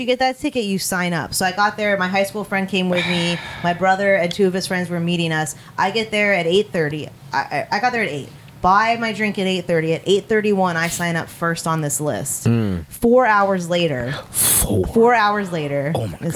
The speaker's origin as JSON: {"language": "English", "town": "Los Angeles", "region": "California", "country": "United States", "moved": "yes", "lives_now": "New Orleans, United States", "said": "I'm from Los Angeles originally"}